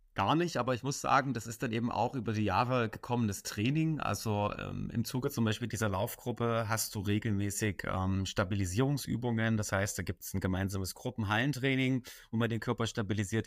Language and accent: German; Dresden, Saxony, Germany; ich komme aus Dresden.